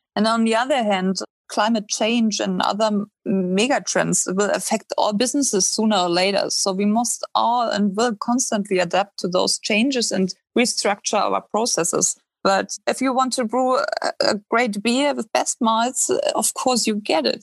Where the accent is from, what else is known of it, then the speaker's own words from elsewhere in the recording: Northern Germany, Germany; moved away; I grew up in North Germany and traditionally we drink a lot of Pilsner beer